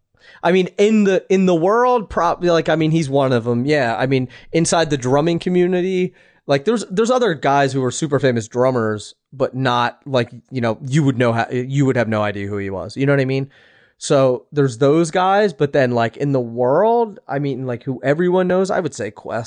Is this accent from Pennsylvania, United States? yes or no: yes; Philadelphia, Pennsylvania, United States; moved away; I'm from Philly